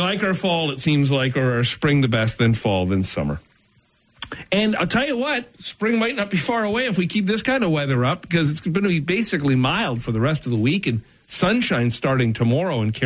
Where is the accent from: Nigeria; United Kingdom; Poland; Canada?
Canada; Brampton, Ontario; I'm not from Brampton. I'm from Bramalea.